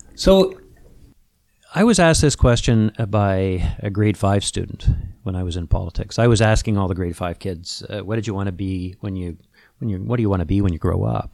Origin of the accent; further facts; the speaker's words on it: London, Ontario, Canada; my hometown of London, Ontario